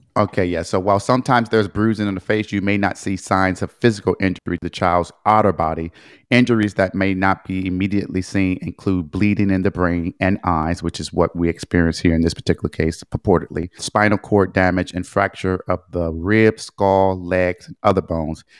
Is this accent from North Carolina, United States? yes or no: no; Detroit, Michigan, United States; I am from Detroit, that is where I was born and raised, that is my hometown